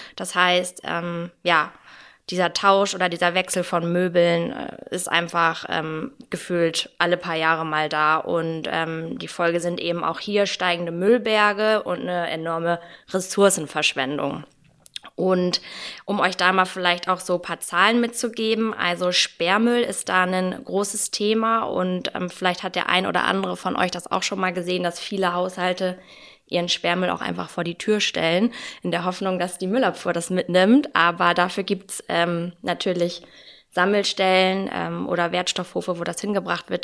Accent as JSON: {"language": "German", "region": "Hamburg", "country": "Germany", "tie": "born or raised there", "moved": "yes", "said": "aus meiner Heimat Hamburg"}